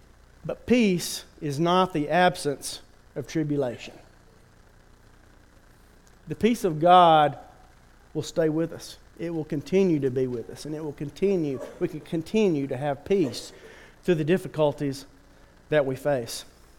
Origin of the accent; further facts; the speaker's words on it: Turkey; I remember growing up in Turkey, there was a city pool.